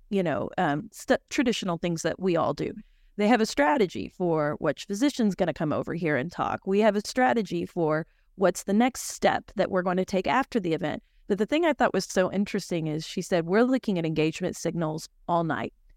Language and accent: English; Oklahoma, United States; I'm from Oklahoma